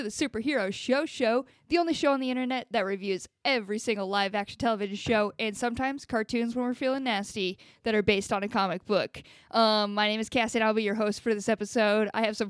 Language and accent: English; Inland Empire, California, United States; I am from the Inland Empire.